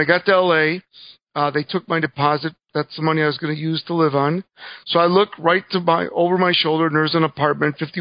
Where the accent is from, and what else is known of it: Joliet, Illinois, United States; born or raised there; English is a second language; also born or lived in Cuba / Miami